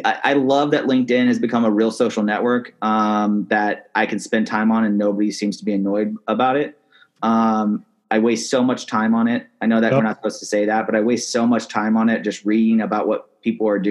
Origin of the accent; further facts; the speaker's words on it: Seattle, Washington, United States; I grew up in Seattle